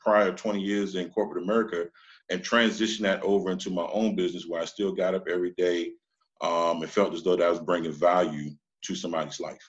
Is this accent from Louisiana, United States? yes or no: no; Washington, District of Columbia, United States; I'm originally from Washington, D.C.